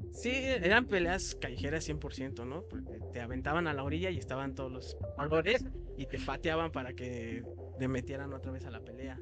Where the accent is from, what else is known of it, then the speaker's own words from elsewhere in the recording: Mexico; yo como mexicano